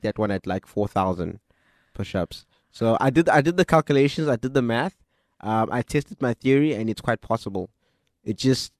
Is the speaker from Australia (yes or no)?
no; DR Congo; born there; So I was born in Congo. I am now 24 years old.